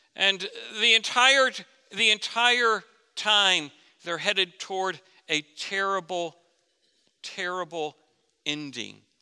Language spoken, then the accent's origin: English; Florida, United States; Growing up in Florida